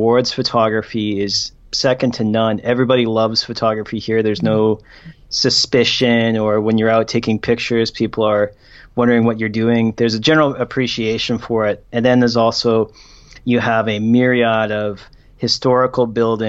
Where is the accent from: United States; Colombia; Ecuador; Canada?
Canada; moved away as an adult; now in South Korea; I am formerly Canadian